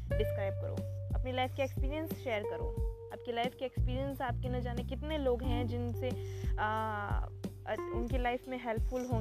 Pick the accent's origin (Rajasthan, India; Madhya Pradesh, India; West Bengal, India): Rajasthan, India; Jodhpur; और मैं जोधपुर राजस्थान से बिलोंग करती हूँ